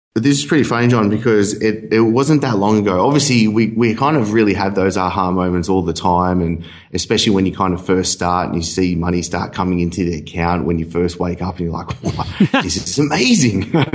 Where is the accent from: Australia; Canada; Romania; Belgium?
Australia; Sydney, New South Wales; moved away as an adult; also born or lived in Dubai; now in Bali, Indonesia; I was from Sydney. I moved to Dubai, lived in Dubai for a year and a half